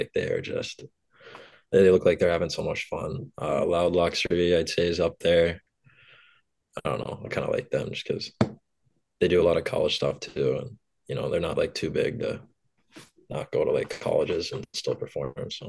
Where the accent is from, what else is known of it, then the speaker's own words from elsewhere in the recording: St. Louis, Missouri, United States; Triple A hockey in St. Louis was growing like rapidly, especially there.